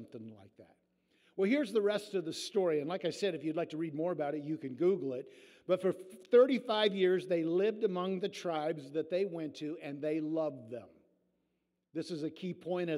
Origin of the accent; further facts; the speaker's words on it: Iowa, United States; we're all from Iowa, and in southern Iowa